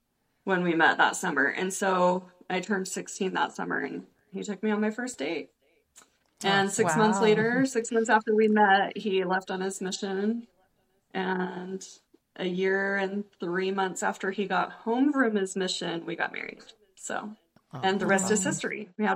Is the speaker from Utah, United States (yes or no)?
yes; Sandy, Utah, United States; also born or lived in Idaho; but I was born in Idaho and grew up mostly in Sandy